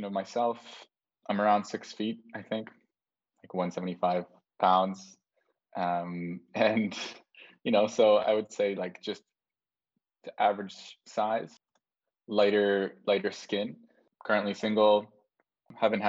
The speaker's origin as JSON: {"language": "English", "country": "Canada", "tie": "born or raised there", "moved": "as an adult", "said": "I grew up in Canada, lived around a few different cities within the same area"}